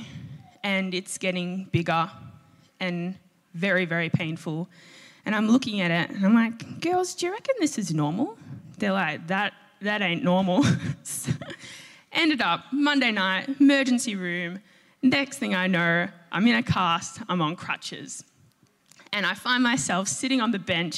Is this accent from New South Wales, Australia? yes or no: no; a V/Line town reached via Footscray, Victoria, Australia; my station, my hometown